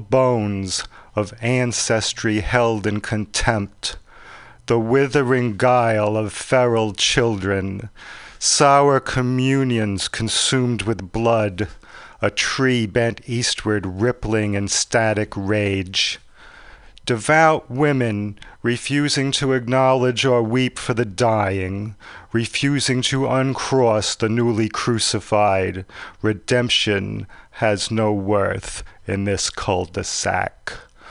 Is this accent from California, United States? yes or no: no; Rhode Island, United States; we're both from Rhode Island